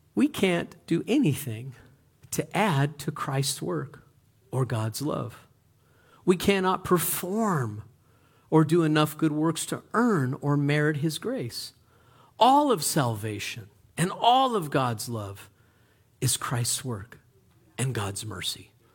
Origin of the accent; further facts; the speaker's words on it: United States; We're Americans